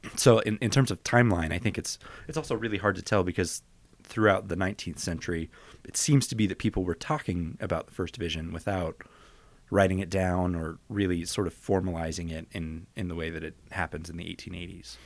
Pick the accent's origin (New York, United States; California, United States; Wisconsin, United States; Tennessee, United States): California, United States; San Francisco; I grew up in San Francisco